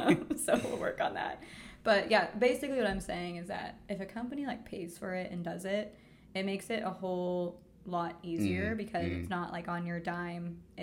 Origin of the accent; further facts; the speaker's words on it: San Diego, California, United States; moved away as an adult; now in Amsterdam, Netherlands; We're from San Diego.